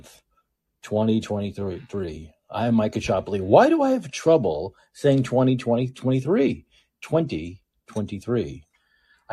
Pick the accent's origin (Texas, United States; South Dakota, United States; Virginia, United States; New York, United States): New York, United States; now in San Francisco, United States; I'm a New Yorker